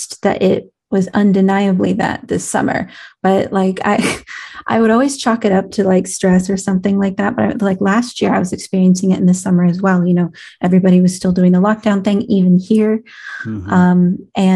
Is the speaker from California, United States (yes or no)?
yes; California, United States; accent: California; my California accent